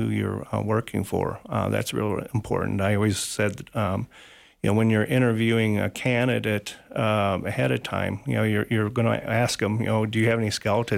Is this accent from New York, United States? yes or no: no; Elmwood, Illinois, United States; moved away as an adult; also born or lived in Wisconsin / Peoria, Illinois; now in Sheridan, United States; I grew up in central Illinois, a small town called Elmwood